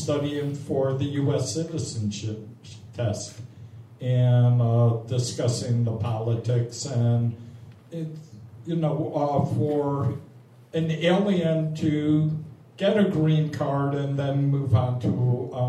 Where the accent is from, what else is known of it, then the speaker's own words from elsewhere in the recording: New York, United States; being a New Yorker